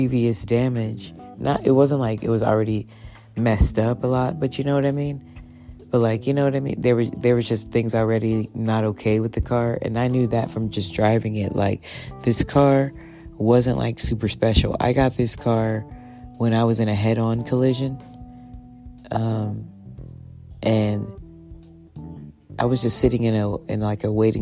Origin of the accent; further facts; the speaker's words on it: Texas, United States; I'm a Texan